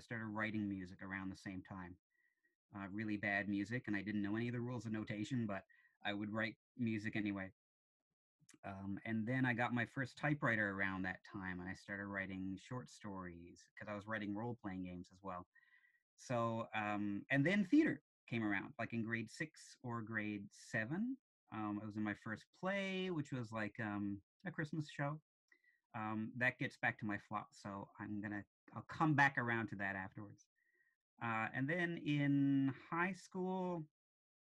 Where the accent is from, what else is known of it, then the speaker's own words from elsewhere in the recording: St. John's, Newfoundland and Labrador, Canada; also born or lived in Kilbride / Shea Heights / Topsail Road; I grew up in Goulds via Kilbride, via Shea Heights, via Topsail Road originally.